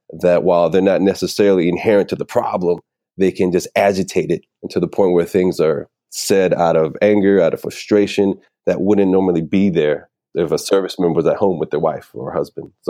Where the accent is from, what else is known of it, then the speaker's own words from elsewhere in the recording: Puerto Rico; Puerto Rico is part of the United States and we are born American citizens since the mm-hmm. Jones Act. But yeah, I'm definitely Puerto Rican. I'm proud American.